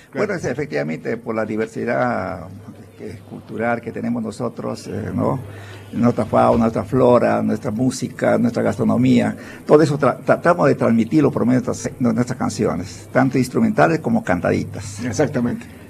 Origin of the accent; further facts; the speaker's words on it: San Martín, Peru; now in Lima, Peru; Yo soy de nací en mi tierra querida, en, en, una zona, en una región de San Martín de la Selva. De ahí nos trasladamos a la capital